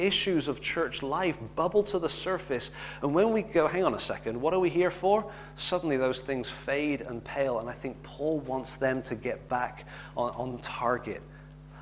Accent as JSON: {"language": "English", "region": "England", "country": "United Kingdom", "said": "I'm glad I'm English"}